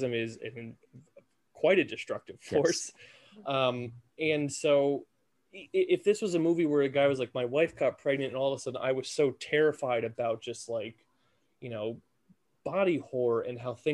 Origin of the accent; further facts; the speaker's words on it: United States; we, as American culture